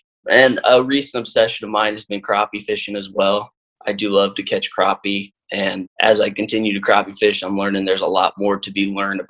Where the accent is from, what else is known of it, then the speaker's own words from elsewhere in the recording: Lake of Egypt, southern Illinois, United States; now in St. Louis, United States; I grew up on Lake of Egypt down in southern Illinois